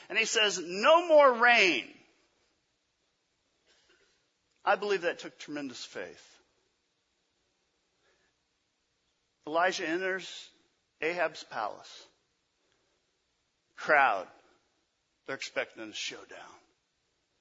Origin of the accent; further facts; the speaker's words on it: Memphis, Tennessee, United States; from Memphis, Tennessee. That's where I was born